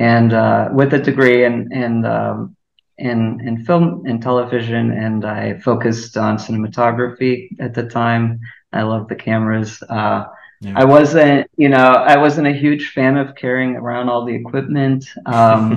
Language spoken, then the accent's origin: English; Lisbon, Portugal; moved away as an adult; now in Chicago, United States; I'm originally from Lisbon, and I grew up there.